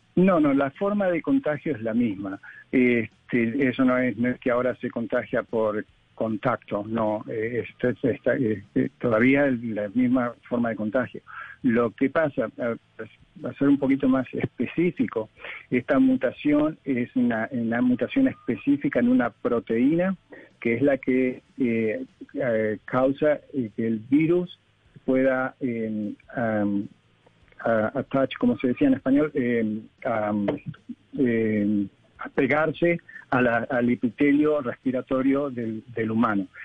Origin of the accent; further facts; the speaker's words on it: Argentina; yo soy argentino